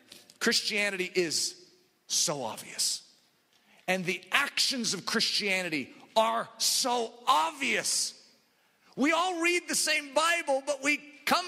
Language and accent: English; United States; I grew up in America